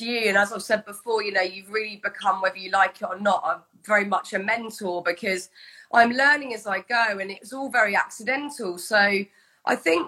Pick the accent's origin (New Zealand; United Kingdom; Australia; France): United Kingdom; as a Brit